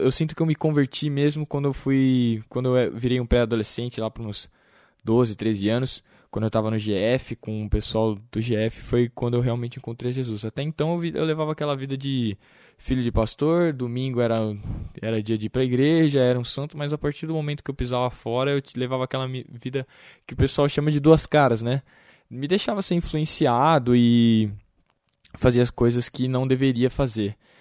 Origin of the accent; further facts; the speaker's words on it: Vinhedo, São Paulo, Brazil; eu nasci em São Paulo, mas acabei vindo para Vinhedo com oito meses de idade, então eu tô, sou praticamente um vinhedense.